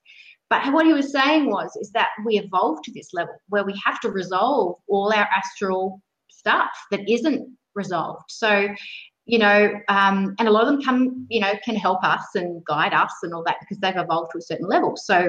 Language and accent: English; Sydney, New South Wales, Australia; I grew up in Sydney